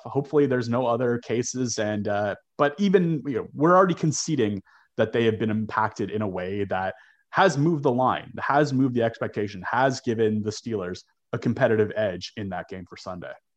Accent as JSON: {"language": "English", "town": "Toronto", "region": "Ontario", "country": "Canada", "tie": "born or raised there", "said": "I grew up in Toronto, just a stone's throw from the Ralph"}